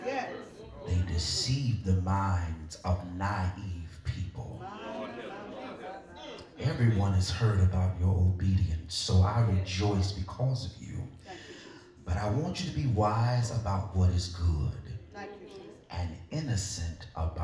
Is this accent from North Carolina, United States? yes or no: yes; Fairmont, North Carolina, United States; I grew up in Fairmont, North Carolina